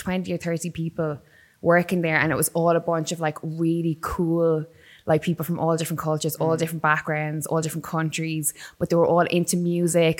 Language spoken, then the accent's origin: English; Waterford, Munster, Ireland; moved away as an adult; also born or lived in Dublin; I grew up in Waterford. And then I moved to Dublin when I was about 19